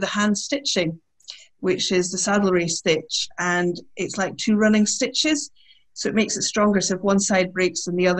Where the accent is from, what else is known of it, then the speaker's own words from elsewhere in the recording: Aberdeen, Scotland, United Kingdom; I grew up in Aberdeen, which is a city